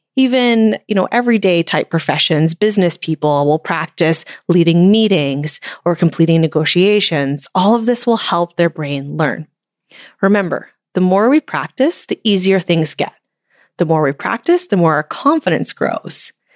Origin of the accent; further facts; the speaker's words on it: Canada; It's so much fun to cheer for my home country